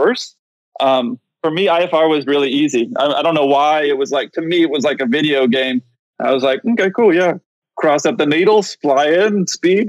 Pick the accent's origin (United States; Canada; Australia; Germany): United States; San Diego, California; moved away; I grew up in San Diego